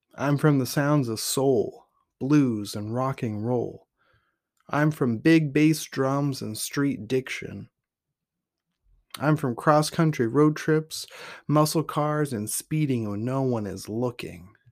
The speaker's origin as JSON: {"language": "English", "town": "Portland", "region": "Oregon", "country": "United States", "also_born_or_lived": "Weed, California", "said": "I'm from Portland, Oregon, where graffiti is the poetry of the city and food carts are the treasure map to my soul"}